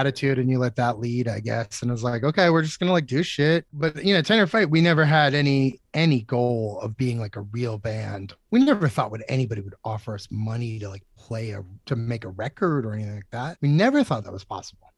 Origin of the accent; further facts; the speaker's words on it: Methuen, Massachusetts, United States; also born or lived in Lawrence, Massachusetts / Mission Hill, Boston; now in Dracut, United States; I was born in Methuen, technically, and then I lived in Lawrence for a couple years until I was, like, first grade, and then I moved to Methuen